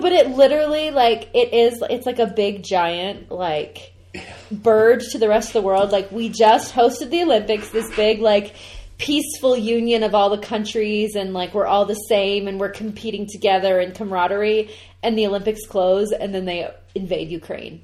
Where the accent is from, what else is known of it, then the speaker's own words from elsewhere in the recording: Canada; I'm a Canadian.